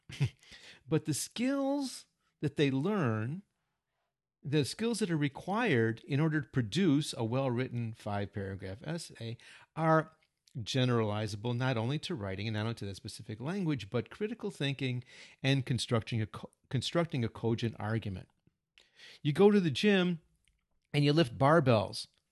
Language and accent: English; United States; first language English; moved away as an adult; now in Japan; we're native English speakers and Americans